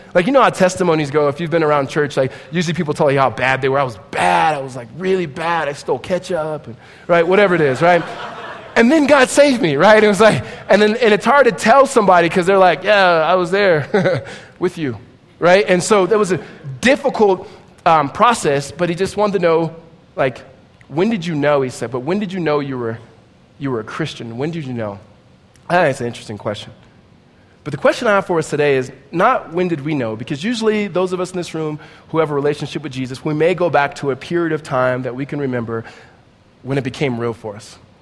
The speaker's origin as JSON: {"language": "English", "region": "Southern California", "country": "United States", "tie": "born or raised there", "said": "We are both from Southern California, grew up in around the same area"}